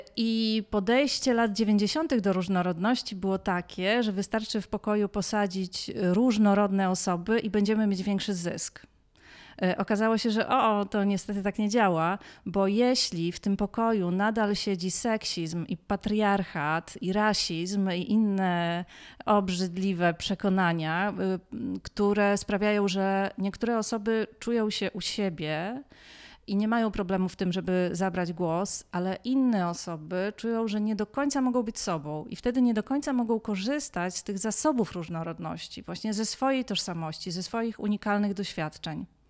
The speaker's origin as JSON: {"language": "Polish", "town": "Białystok", "region": "Podlaskie Voivodeship", "country": "Poland", "tie": "born or raised there", "said": "urodziłam się w Białymstoku w latach 80"}